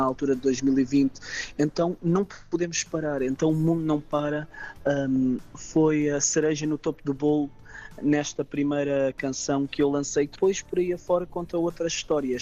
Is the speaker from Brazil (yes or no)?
no; Algarve, Portugal; sou algarvio, algarvio de gema